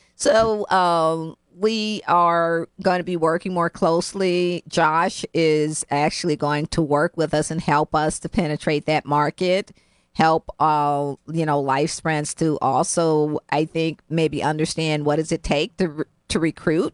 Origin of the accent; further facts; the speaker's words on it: Cleveland, Ohio, United States; now in New Haven, United States; I grew up in Cleveland, Ohio